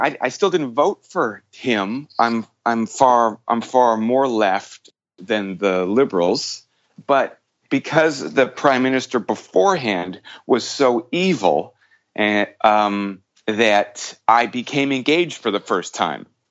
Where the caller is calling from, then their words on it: Toronto, Ontario, Canada; I'm calling from Toronto.